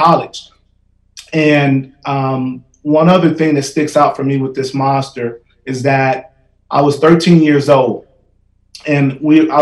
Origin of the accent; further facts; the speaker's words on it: Gary, Indiana, United States; moved away as an adult; also born or lived in Colorado / Wyoming; I was a young man growing up in Gary, Indiana